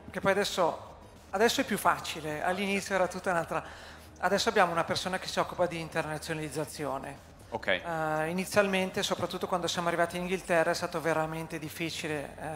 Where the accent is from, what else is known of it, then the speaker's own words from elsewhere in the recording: Milan, Lombardy, Italy; Allora, io sono di Milano, l'idea mi è venuta a Milano.